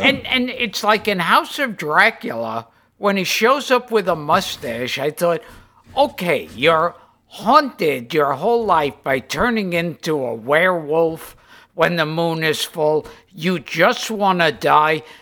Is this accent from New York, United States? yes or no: yes; New York City, New York, United States; growing up in Brooklyn